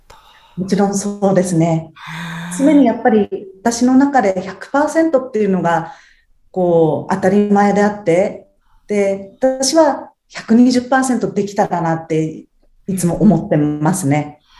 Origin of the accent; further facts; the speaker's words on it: Tsuchiura, Ibaraki, Japan; 生まれも育ちも茨城県の土浦市ですね